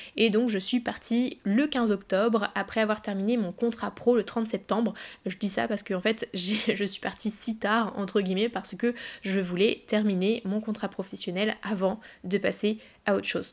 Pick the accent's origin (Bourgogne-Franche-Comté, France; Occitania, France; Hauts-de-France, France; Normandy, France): Normandy, France; Évreux; moved away as an adult; also born or lived in Caen / Paris; je viens d'Evreux, pour ceux qui connaissent un petit peu la Normandie